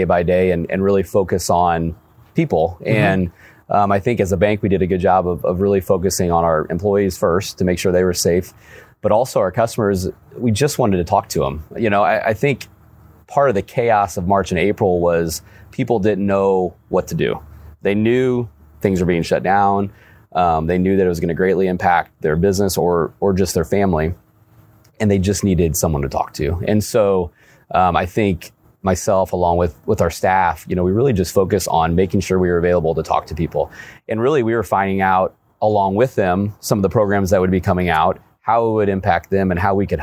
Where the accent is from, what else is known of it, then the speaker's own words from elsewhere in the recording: Alton, Illinois, United States; I grew up in Alton. Grew up with over on Tibbet Street in Alton